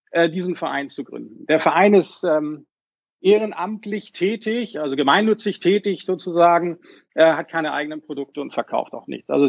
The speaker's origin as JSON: {"language": "German", "region": "Hamburg", "country": "Germany", "said": "wie gesagt … ich komme aus Hamburg, bin Baujahr 70"}